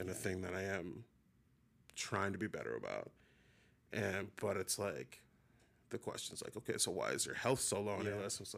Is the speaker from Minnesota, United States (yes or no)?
yes; Minnesota, United States; We're both from Minnesota